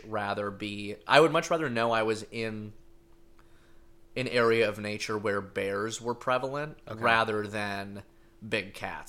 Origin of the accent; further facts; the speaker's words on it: Michigan, United States; when I was growing up in Michigan